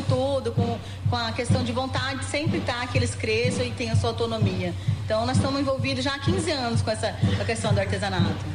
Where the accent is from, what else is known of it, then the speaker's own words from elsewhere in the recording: Rio Grande do Sul, Brazil; now in Mato Grosso do Sul, Brazil; eu nasci no Rio Grande do Sul, vim acompanhando a família para Mato Grosso do Sul